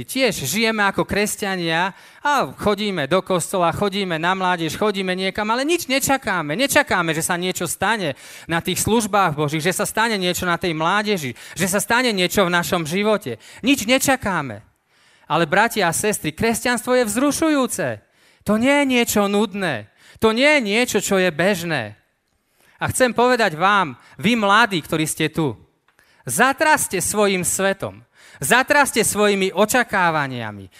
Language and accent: Slovak; eastern Slovakia, Slovakia; ja pochádzam z východného Slovenska, ja tam aj žijem teraz